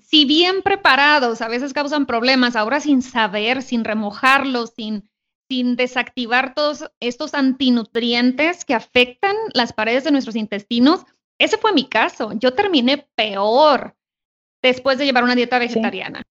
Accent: Sonora, Mexico; yo soy de Sonora

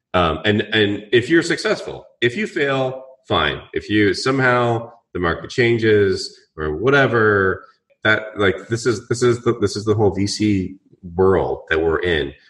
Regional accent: Vancouver, British Columbia, Canada; moved away; I'm Canadian from Vancouver

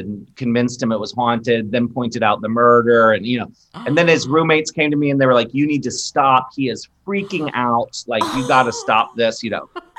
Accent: Maryland, United States; a kid growing up in Maryland

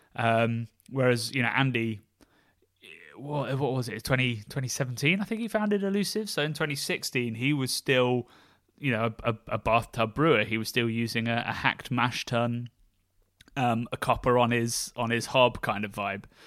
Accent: near Oxford, South East England, United Kingdom; Hook Norton where I grew up near Oxford

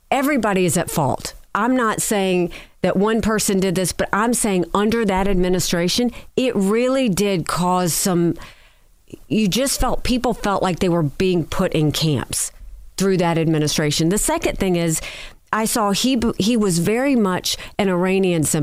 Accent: Singapore; Senator, I'm Singaporean.

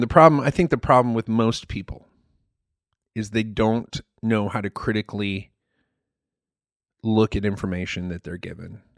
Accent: Malaysia; moved away as an adult; that's the Malaysian pronunciation, and I grew up in Malaysia most of my you know childhood and early adulthood.

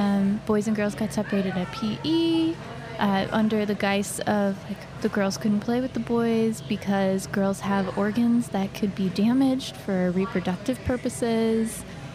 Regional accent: New Orleans, Louisiana, United States; I grew up uptown, not far from here, actually, right on Robert Street.

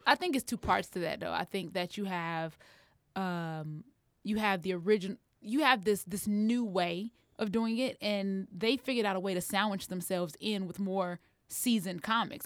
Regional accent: Harvey, Illinois, United States; I'm from Harvey.

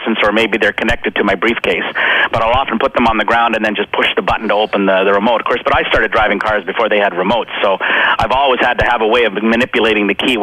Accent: Saskatchewan, Canada; little small town Saskatchewan

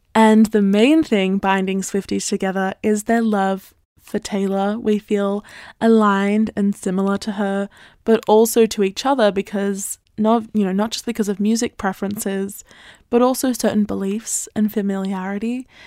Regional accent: Australia; I'm Australian

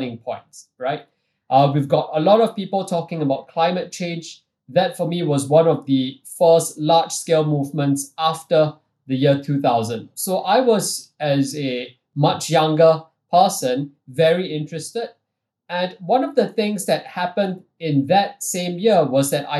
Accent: Singapore; even though I'm Singaporean and what we do predominantly is based out of Singapore

